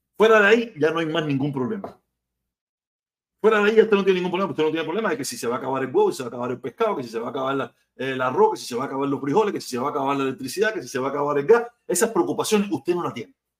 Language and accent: Spanish; Havana, Cuba; now in United States; Yo vivía en Habana, yo vivía en Soledad, en el túnel San Miguel, en el pleno Cayo Hueso